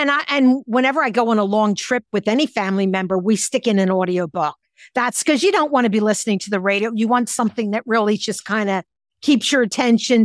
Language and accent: English; Philadelphia, Pennsylvania, United States; I'm from Philadelphia. We had lots of libraries 'cause it's a huge city